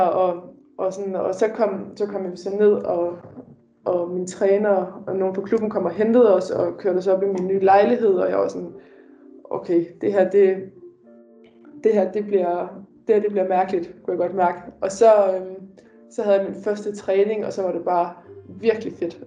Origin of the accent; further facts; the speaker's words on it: Denmark; moved away as an adult; Derhjemme i Danmark